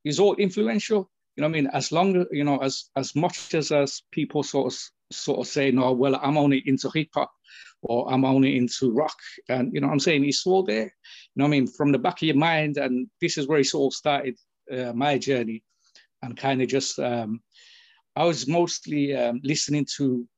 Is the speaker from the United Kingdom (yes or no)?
yes; United Kingdom; first language English; I'm brought up in the UK, and English is my first language